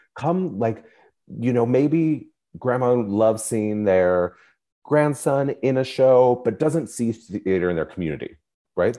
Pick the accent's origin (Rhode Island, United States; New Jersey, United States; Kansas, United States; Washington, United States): Washington, United States; Spokane; I grew up in Spokane, Washington.